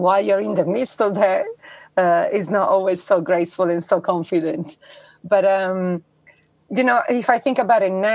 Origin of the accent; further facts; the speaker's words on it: Italy; I was born in Italy, which is the quintessential, you know, Catholic country